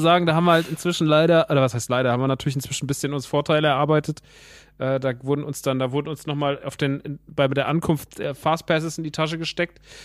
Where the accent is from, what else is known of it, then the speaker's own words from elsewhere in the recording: Rodgau, Hesse, Germany; moved away; der im Rottgau ist, in meiner alten Heimat